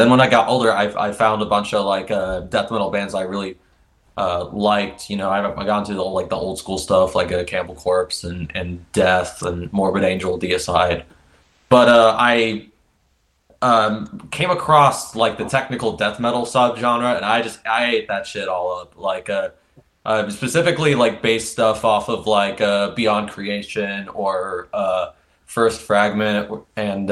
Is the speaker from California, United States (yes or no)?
no; Indianapolis, Indiana, United States; from Indianapolis, Indiana.